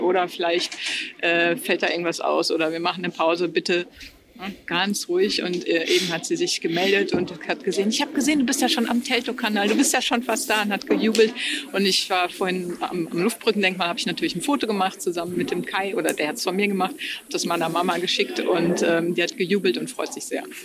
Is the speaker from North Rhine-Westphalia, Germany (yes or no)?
yes; Wesel, North Rhine-Westphalia, Germany; moved away; ich komme ursprünglich aus Wesel am Niederrhein